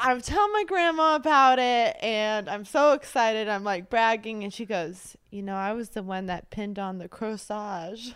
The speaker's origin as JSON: {"language": "English", "town": "Springfield", "region": "Missouri", "country": "United States", "tie": "born or raised there", "said": "I was born and raised in Springfield, Missouri."}